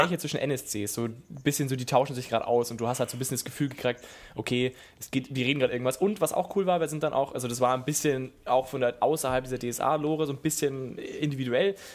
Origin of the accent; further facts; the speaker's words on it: Southern Germany, Germany; ich als bin ja Süddeutscher